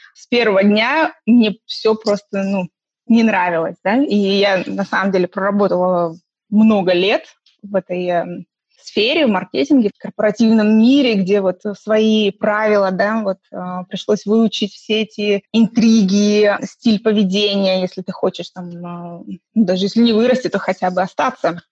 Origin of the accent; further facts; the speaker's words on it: Estonia; moved away as an adult; also born or lived in Khabarovsk, Russia; now in London, United Kingdom; мне из Эстонии, э, где я выросла